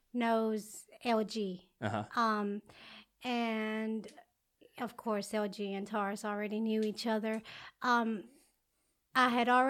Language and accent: English; Alabama, United States; also born or lived in Mexico; I was raised in Alabama, but I was born in Mexico.